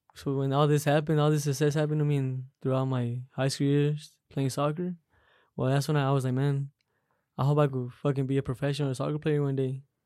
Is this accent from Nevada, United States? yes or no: yes; Las Vegas, Nevada, United States; I grew up right here in uh Las Vegas, Las Vegas, Nevada.